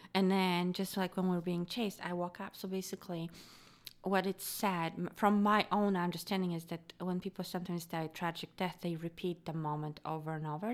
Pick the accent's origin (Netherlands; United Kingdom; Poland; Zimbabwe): Poland; moved away; I grew up in Poland.